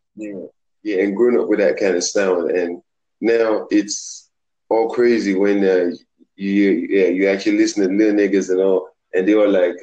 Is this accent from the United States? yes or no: no; Lagos, Nigeria; moved away; I grew up in Africa, man. I'm African. I'm from Nigeria. Okay. You know, representing oh, right. Lagos